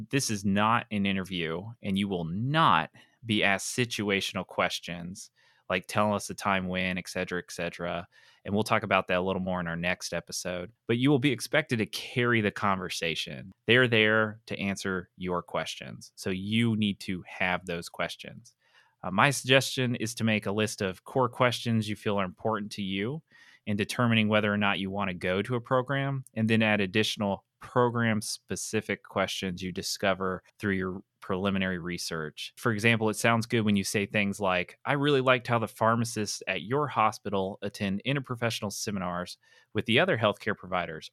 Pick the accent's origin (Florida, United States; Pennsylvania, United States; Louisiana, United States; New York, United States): Pennsylvania, United States; that is my home state